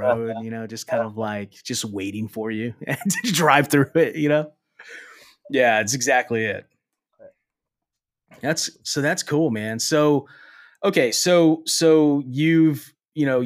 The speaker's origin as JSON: {"language": "English", "town": "Falfurrias", "region": "Texas", "country": "United States", "tie": "born or raised there", "said": "My hometown is a really"}